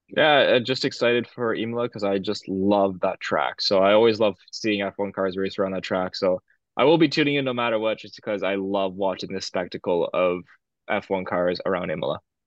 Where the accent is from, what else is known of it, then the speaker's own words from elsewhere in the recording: Canada; I'm Canadian and, or we're, we're Canadian